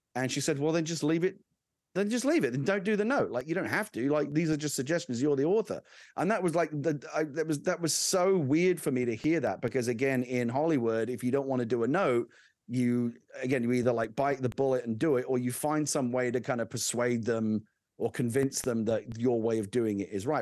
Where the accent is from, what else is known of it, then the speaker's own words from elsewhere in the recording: London, United Kingdom; moved away; I'm originally from the U K. I grew up in London